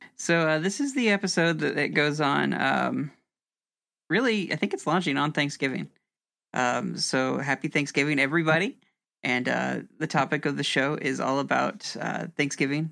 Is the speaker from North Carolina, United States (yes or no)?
no; Indianapolis, Indiana, United States; I'm from Indianapolis